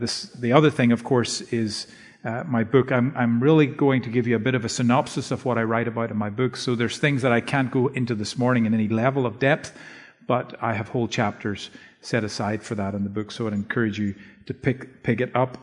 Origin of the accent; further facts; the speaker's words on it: Northern Ireland, United Kingdom; moved away; my wife and I grew up in Northern Ireland